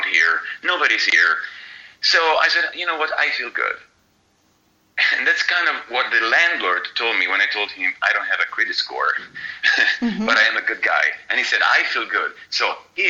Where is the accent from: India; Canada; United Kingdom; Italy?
Italy; moved away as an adult; now in San Diego, United States; I grew up in Italy. I spent like 50% of my life in Italy. I studied in Italy.